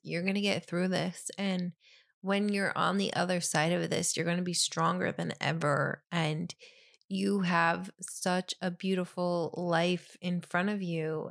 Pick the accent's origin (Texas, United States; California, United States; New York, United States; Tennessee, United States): New York, United States; Ithaca; now in New Jersey, United States; I grew up in Ithaca